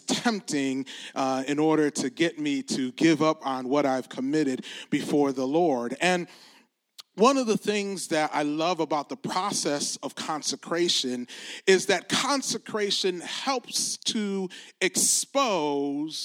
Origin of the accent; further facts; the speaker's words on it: Detroit, Michigan, United States; I'm from the Detroit area